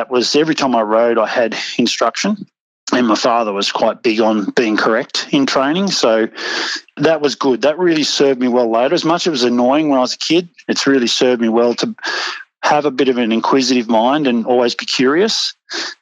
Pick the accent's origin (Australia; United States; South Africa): Australia; Dorrigo, New South Wales; moved away as an adult; also born or lived in Hawkesbury, New South Wales; So we come from Dorigo, so we're up in the mountains.